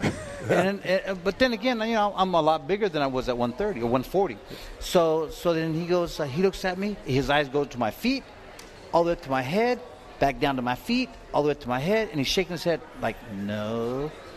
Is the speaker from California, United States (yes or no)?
yes; California, United States; I'm from California